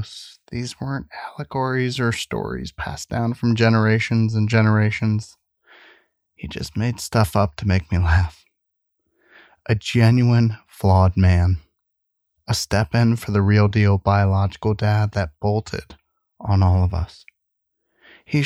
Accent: Central Ohio, United States; we grew up in Central Ohio in an apartment complex called King's Court

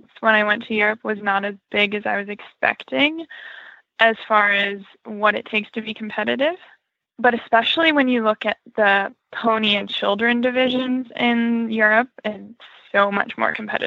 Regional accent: North Carolina, United States; I am from North Carolina

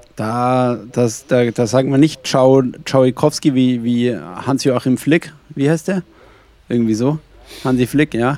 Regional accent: Franconia, Bavaria, Germany; aus dem fränkischen Bereich

